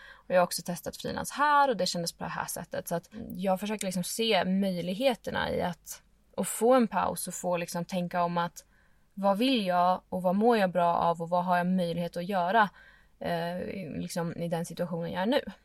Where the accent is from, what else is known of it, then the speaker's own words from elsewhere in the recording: Stockholm, Stockholm County, Sweden; moved away as an adult; also born or lived in Åre / Lofoten / Dalarna; jag är född och uppvuxen i Stockholm.